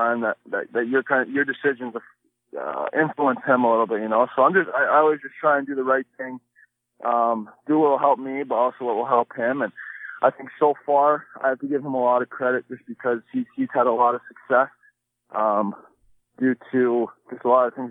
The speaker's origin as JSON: {"language": "English", "region": "East Coast", "country": "United States", "tie": "born or raised there", "said": "Growing up on the East Coast"}